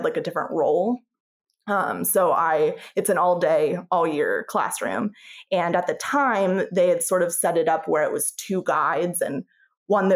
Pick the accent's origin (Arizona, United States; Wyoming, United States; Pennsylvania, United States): Pennsylvania, United States; moved away as an adult; I'm from Pennsylvania, and they call it TSSing